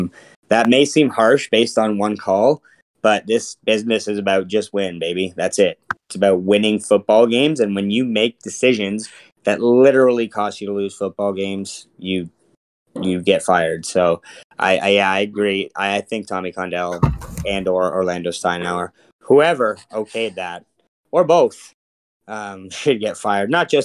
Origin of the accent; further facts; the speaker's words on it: Saskatoon, Saskatchewan, Canada; Yeah, I'm from Saskatoon, eh?